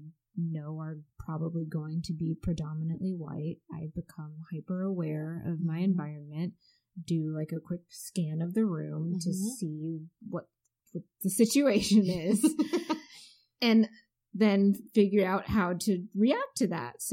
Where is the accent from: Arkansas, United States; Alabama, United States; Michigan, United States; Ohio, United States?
Michigan, United States; Ann Arbor; now in Maryland, United States; I grew up in Ann Arbor, but it wasn't very diverse